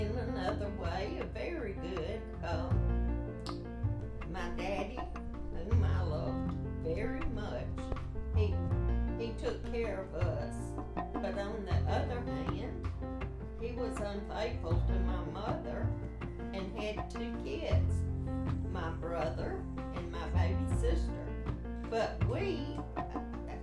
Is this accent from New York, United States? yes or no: no; Kosciusko, Mississippi, United States; I was born in Kosciuszko, Mississippi